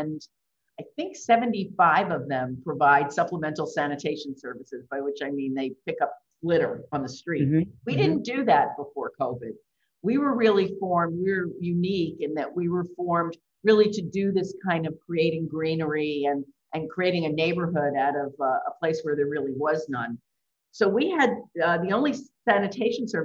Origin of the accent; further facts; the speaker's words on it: New York, United States; I grew up in New York